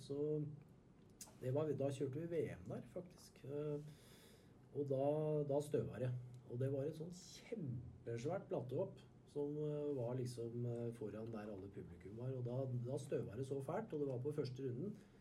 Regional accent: Skedsmo, Akershus, Norway; på Skedsmo, der jeg kommer fra

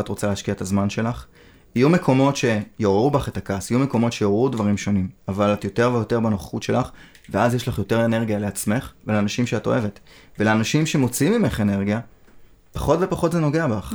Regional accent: Israel

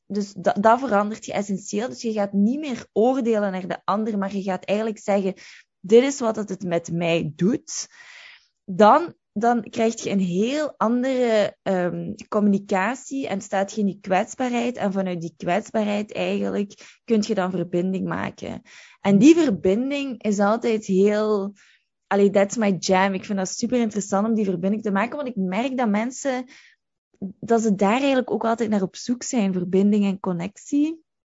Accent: Limburg, Flanders, Belgium; moved away as an adult; also born or lived in London; ik ben van Limburg

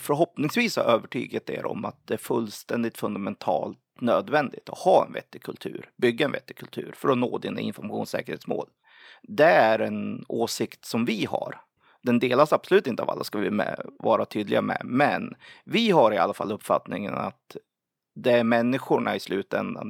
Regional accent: Sweden; som typisk svensk

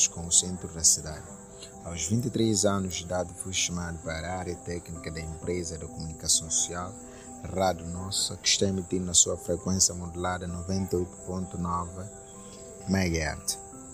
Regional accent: Bijagós Islands, Bolama, Guinea-Bissau; first language Guinea-Bissau Creole; Portuguese is a second language; Nasci no dia 27 de setembro de 1995, na zona insular da Guiné-Bissau. Sou guinense de origem Bijagós

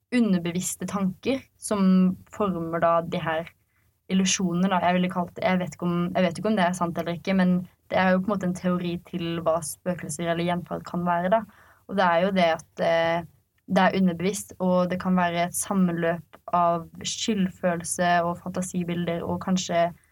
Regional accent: Arendal, Agder, Norway; vi er fra Hisøy

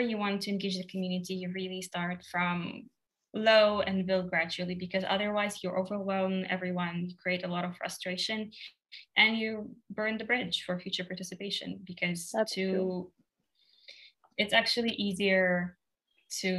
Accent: Russia; I'm from Russia

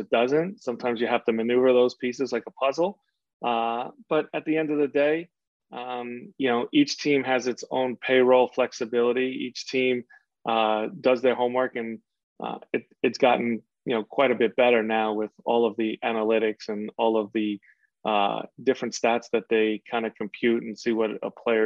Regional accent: New York City, New York, United States; I was from Queens

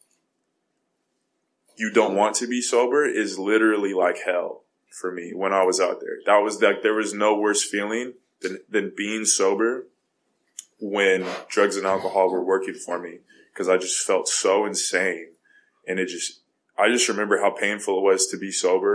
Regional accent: California, United States; I'm from California, and I go to this rehab center in Montana

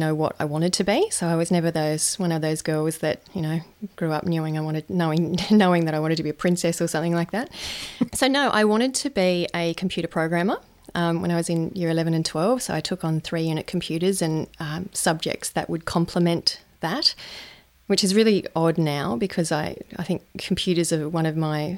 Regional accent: Lithgow, New South Wales, Australia; moved away; also born or lived in Central Coast, New South Wales; I grew up in a little town in New South Wales called Lithgow

